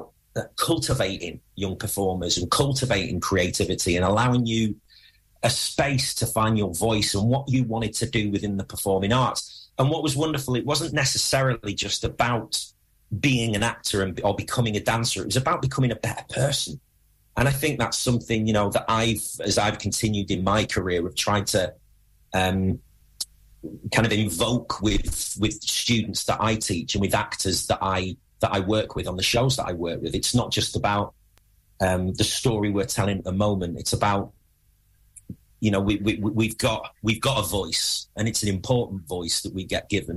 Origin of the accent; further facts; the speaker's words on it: Dukinfield, North West England, United Kingdom; I am a local lad. I'm from Duckingfield